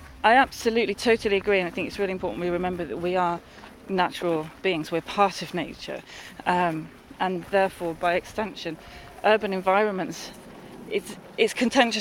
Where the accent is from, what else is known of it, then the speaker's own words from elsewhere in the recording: London, United Kingdom; moved away; I grew up in the North London, sort of Hertfordshire and Essex borders, where they all kind of meet, and in a urban environment